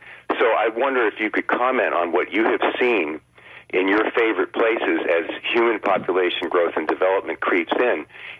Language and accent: English; Pinellas County, Florida, United States; I grew up in Pinellas County.